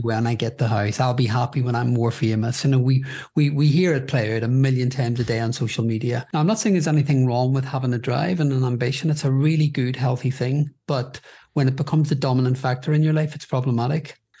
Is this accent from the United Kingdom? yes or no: yes; Belfast, Northern Ireland, United Kingdom; now in London, United Kingdom; I grew up in Belfast in Northern Ireland during a period known as the Trouble